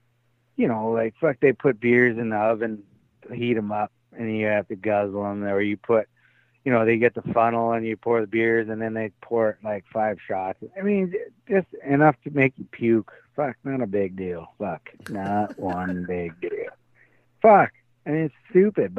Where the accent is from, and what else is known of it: Canada; moved away as an adult; now in Tampa, United States